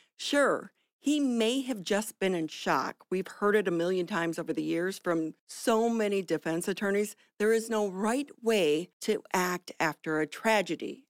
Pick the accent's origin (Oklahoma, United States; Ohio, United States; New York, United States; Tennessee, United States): Ohio, United States; I'm from Ohio, a blue color family